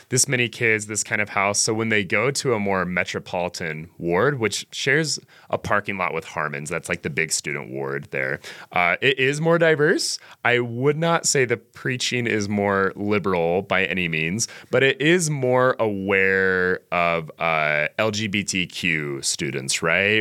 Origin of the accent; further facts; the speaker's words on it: Ogden, Utah, United States; I am from Ogden, Utah. I'm a native Utahn